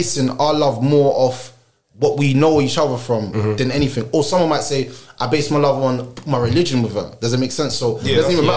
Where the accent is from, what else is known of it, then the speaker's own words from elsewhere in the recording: London, United Kingdom; growing up in London